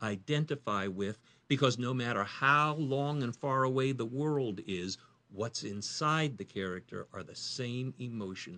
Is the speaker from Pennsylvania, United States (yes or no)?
no; Indiana, United States; moved away as an adult; now in North Carolina, United States; I'm from Indiana, grew up in Indiana, spent my first 20 years in Indiana